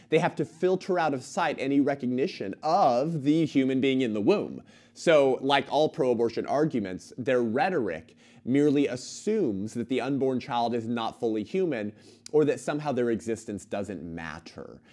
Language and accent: English; California, United States; my home state, the once great state of California